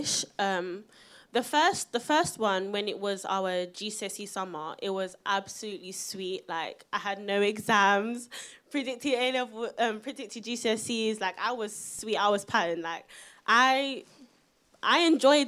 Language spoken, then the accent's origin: English; London, United Kingdom; I'm from South London